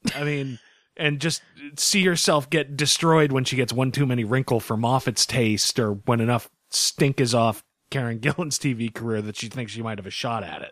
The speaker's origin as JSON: {"language": "English", "country": "United States", "said": "As an American"}